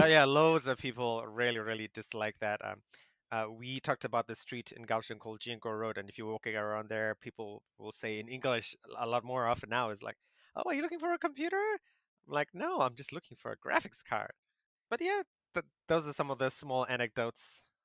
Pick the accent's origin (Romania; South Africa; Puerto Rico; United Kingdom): South Africa; moved away as an adult; now in Taiwan; I grew up in South Africa